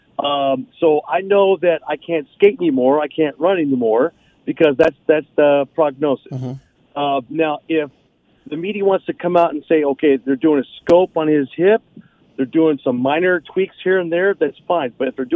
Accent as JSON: {"language": "English", "town": "Las Vegas", "region": "Nevada", "country": "United States", "tie": "born or raised there", "said": "I grew up here in Vegas."}